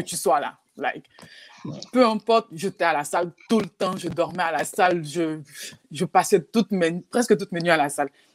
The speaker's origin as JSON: {"language": "French", "country": "Côte d’Ivoire", "also_born_or_lived": "Texas / Oklahoma", "moved": "yes", "said": "chez nous en Côte d'Ivoire"}